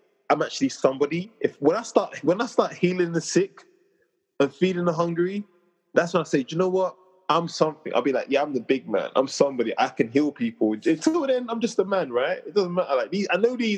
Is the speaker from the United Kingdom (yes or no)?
yes; London, United Kingdom; I'm from Southeast London